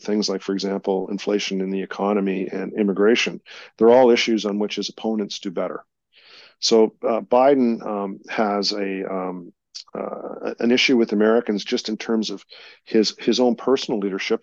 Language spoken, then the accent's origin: English; Canada; proud as a Canadian